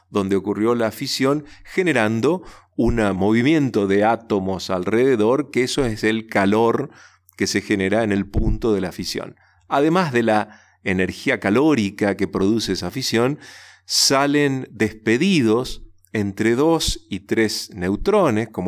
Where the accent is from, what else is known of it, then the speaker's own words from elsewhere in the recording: Resistencia, Chaco, Argentina; el Chaco, donde chicos como yo fuimos a escuchar esa charla y, y en resistencia a mi ciudad natal escuché por primera vez el Instituto Balseiro